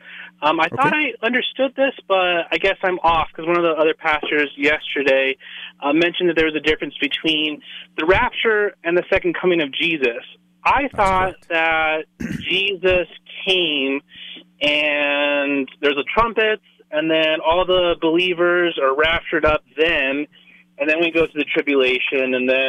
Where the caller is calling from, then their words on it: Denver, Colorado, United States; I'm calling from Denver.